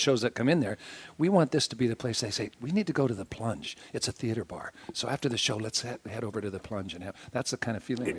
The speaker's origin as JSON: {"language": "English", "area": "Broadwater County", "region": "Montana", "country": "United States", "tie": "born or raised there", "said": "grew up in Montana. I was born in Broadwater County"}